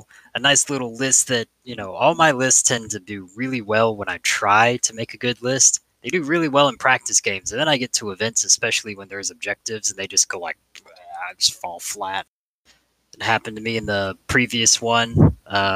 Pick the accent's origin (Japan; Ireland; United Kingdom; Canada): United Kingdom; England; I grew up in England.